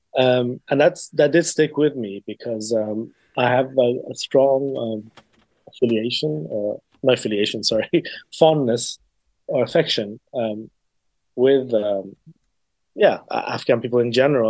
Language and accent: English; England, United Kingdom; also born or lived in Iran; I am Iranian, um, and I grew up in England predominantly